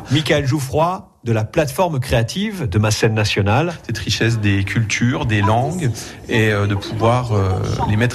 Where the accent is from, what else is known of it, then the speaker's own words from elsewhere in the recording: Guinea; je, je viens de la Guinée-Conakry.